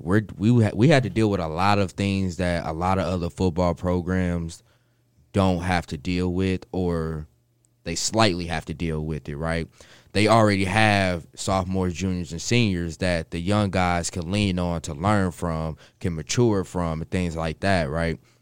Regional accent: Kansas City, United States; moved away; I'm from Kansas City. uh, born and raised there

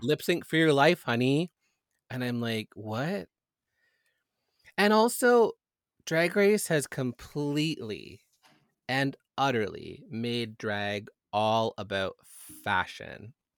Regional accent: Canada

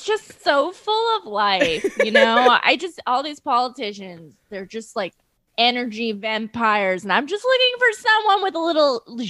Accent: Long Island, New York, United States; I am also from Long Island

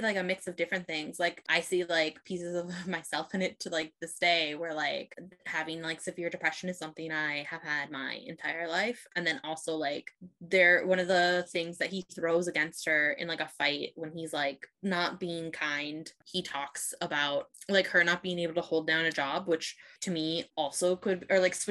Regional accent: Midwest, United States; I grew up in the Midwest where everybody was like straight, white and Christian

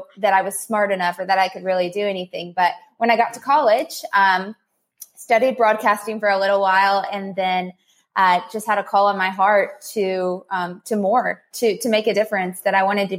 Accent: Somerset, Kentucky, United States; I'm from Somerset, Kentucky, a little bitty town. I grew up with a mother

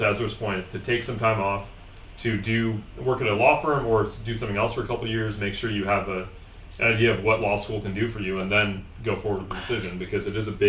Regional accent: New York City, New York, United States; moved away as an adult; now in Washington, D.C., United States; I'm from New York

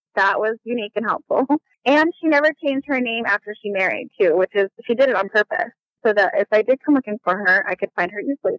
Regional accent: Las Vegas, Nevada, United States; moved away as an adult; also born or lived in Bolivar, Missouri; now in Vancouver, Washington, United States; we moved when I was nine months old all the way to Las Vegas, Nevada. And that is where I was raised my whole

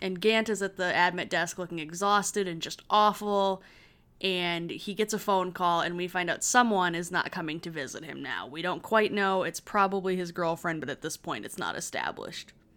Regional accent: Michigan, United States; also born or lived in Chicago; I'm not a valid Midwesterner who grew up in Michigan.

